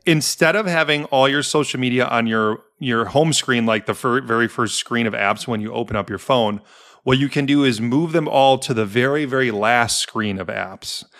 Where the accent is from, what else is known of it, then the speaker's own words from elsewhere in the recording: Milwaukee, Wisconsin, United States; also born or lived in Denver; now in Chicago, United States; I'm from Milwaukee